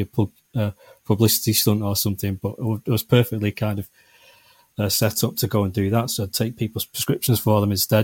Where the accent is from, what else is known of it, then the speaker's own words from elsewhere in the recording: Manchester, North West England, United Kingdom; I'm from Manchester